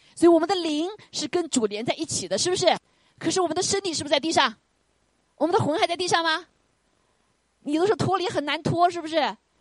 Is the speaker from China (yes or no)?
yes; China; moved away; 我们中国人